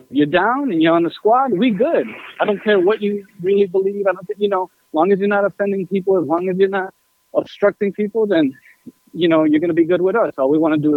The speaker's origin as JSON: {"language": "English", "town": "New York City", "region": "New York", "country": "United States", "tie": "born or raised there", "said": "I grew up in Queens"}